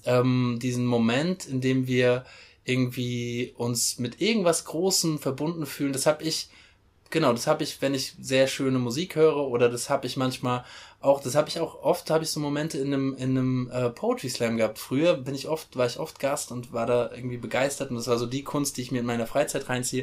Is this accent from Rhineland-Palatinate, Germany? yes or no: yes; Mainz, Rhineland-Palatinate, Germany; ich komme aus Mainz